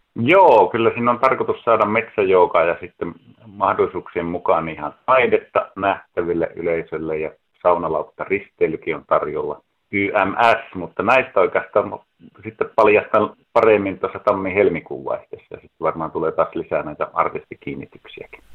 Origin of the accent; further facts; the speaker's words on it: Ylitornio, Lapland, Finland; now in Oulu, Finland; Ylitornioltahan kotoisin olen